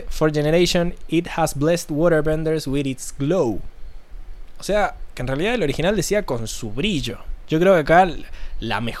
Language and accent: Spanish; Mendoza, Argentina; Sí, sí, ¿qué onda ese mito de que los mendocinos somos chilenos para, para toda esa zona del este?